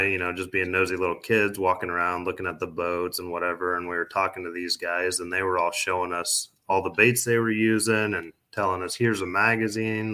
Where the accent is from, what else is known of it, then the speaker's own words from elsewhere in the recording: Glenwood, Iowa, United States; also born or lived in Milwaukee, Wisconsin / Omaha, Nebraska / Council Bluffs, Iowa; shortly after we moved to Omaha, we moved to Glenwood, Iowa. And then that's basically, I think I was in second grade when I moved there